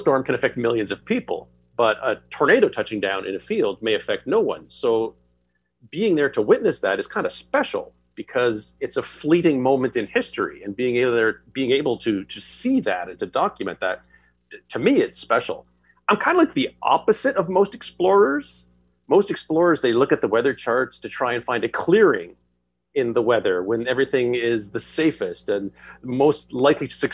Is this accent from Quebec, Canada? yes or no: yes; Quebec, Canada; moved away as an adult; now in Toronto, Canada; I grew up just outside of Ottawa on the Quebec side of the river, and then moved to Toronto where I am now when I was about 20.